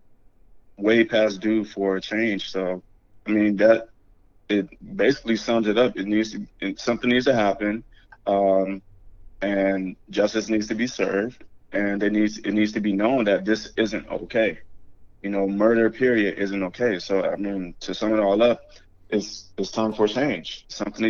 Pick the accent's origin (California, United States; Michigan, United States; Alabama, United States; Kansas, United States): Michigan, United States; Detroit; now in Orlando, United States; I'm from Detroit, Michigan, currently residing in Orlando, Florida.